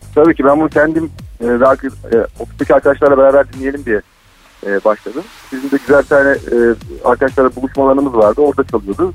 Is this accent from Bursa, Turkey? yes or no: no; Ankara, Turkey; now in Istanbul, Turkey; ben normalde Ankaralıyım